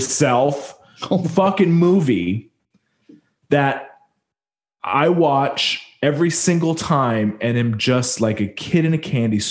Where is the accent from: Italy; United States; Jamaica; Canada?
Canada; I'm French Canadian